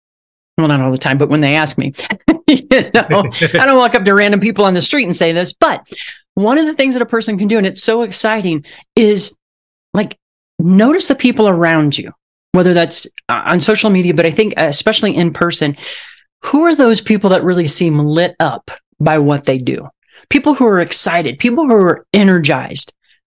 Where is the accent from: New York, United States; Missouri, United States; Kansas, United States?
Missouri, United States; Southwest; I grew up on a farm in Southwest Missouri, and my hometown had around 9,000 people in it